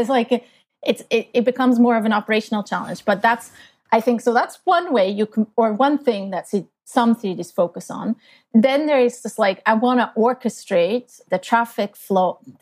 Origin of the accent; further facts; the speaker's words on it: Switzerland; moved away as an adult; now in Canada; I grew up in Switzerland, in a very small town